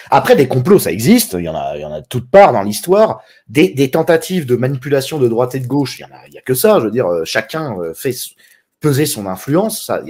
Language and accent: French; France; moved away; parce que je suis expatrié, parce que je suis parti de France, du coup je suis un lâche et un franc-maçon.